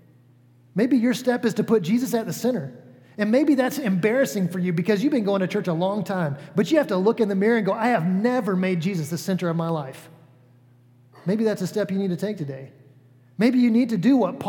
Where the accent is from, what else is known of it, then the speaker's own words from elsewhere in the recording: Atlanta, Georgia, United States; moved away as an adult; now in Cicero, Indiana, United States; I'm from the South. I grew up in Atlanta, Georgia, for the most part